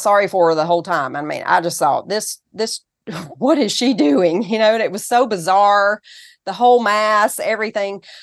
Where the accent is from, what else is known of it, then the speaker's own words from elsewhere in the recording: Tennessee, United States; accent: Southern; also born or lived in California; So, I'm from Tennessee, and I was born in California, actually.